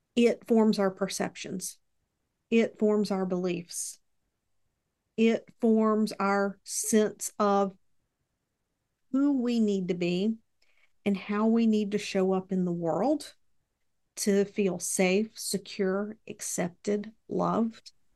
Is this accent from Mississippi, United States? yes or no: yes; Mississippi, United States; also born or lived in Texas; I was born in Texas, they ended up here in Mississippi